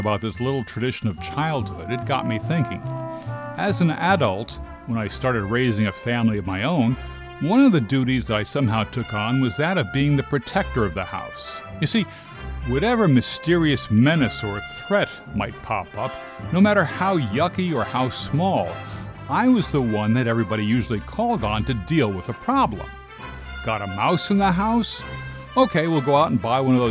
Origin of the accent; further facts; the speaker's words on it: New Jersey, United States; growing up in New Jersey, we called them lightning bugs